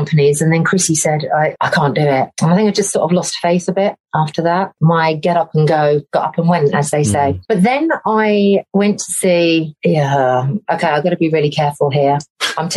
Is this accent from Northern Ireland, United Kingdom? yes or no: no; Essex, East of England, United Kingdom; moved away; I moved back to Essex